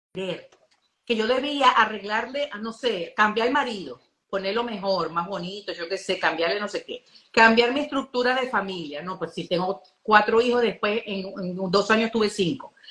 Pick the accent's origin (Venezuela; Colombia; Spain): Venezuela